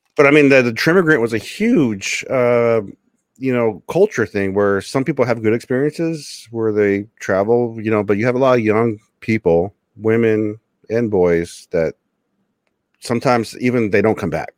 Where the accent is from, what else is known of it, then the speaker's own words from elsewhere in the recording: Osha, California, United States; I'm from Osha